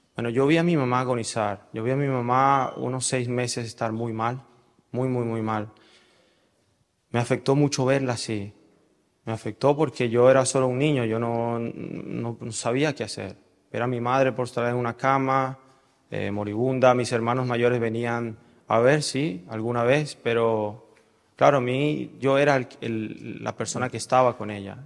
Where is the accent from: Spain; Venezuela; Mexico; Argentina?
Venezuela; Caracas, Capital District; yo nací en Caracas el primero de julio de 1985